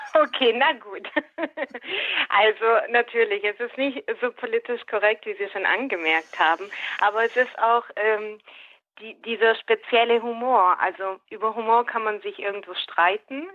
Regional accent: Schwäbisch Gmünd, Baden-Württemberg, Germany; accent: Swabian; first language Swabian; für mich ist es die Muttersprache

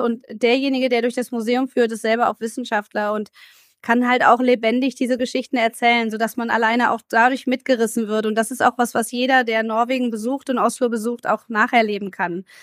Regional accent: Germany; wir als Deutsche

